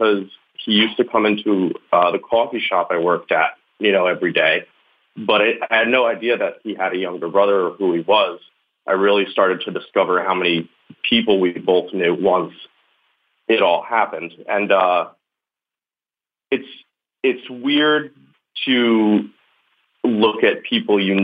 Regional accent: Long Island, New York, United States; now in Brooklyn, United States; I'm from Long Island, so it's suburban

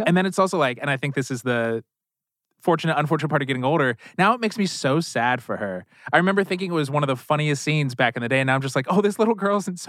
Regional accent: Philadelphia, Pennsylvania, United States; because I'm from Pennsylvania originally as well.

